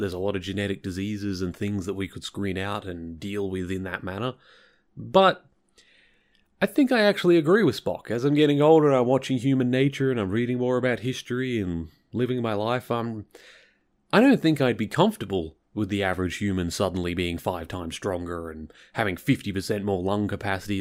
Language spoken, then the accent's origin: English; Victoria, Australia; I'm from Victoria, which is the, well, southernmost state.